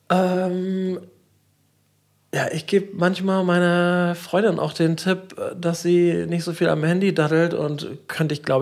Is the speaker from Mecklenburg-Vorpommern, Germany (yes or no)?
yes; Schwerin, Mecklenburg-Vorpommern, Germany; Das esse ich also immer, wenn ich in meine Heimat fahre, nach Schwerin so gerne.